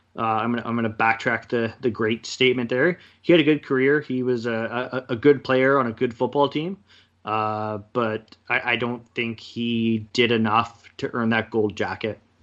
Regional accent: Kelowna, British Columbia, Canada; also born or lived in Kamloops; I moved back to Kelowna from Kamloops after, after playing against you guys for how, however many years, I think it was four years I played in Kamloops

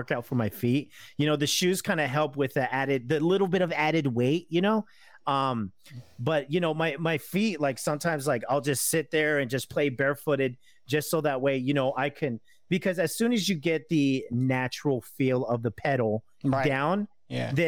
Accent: San Diego, California, United States; I am from San Diego

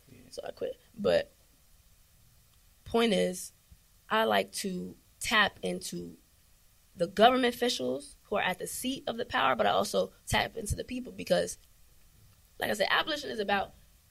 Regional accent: New York City, New York, United States; I'm born and raised in Harlem.

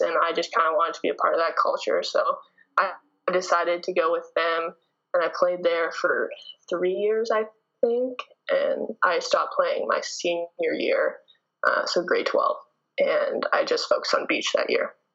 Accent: Canada; moved away as an adult; I'm from Canada

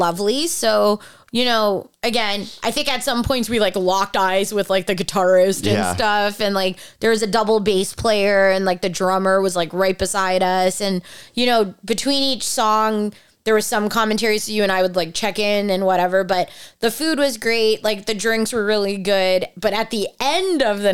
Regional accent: Toronto, Ontario, Canada; we're from Toronto

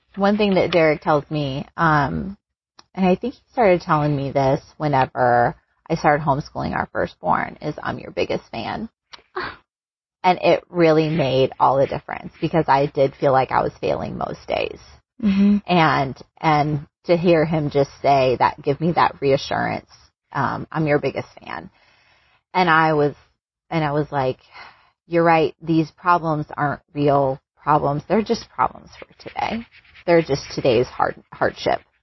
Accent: United States; moved away as an adult; also born or lived in Singapore; being an American

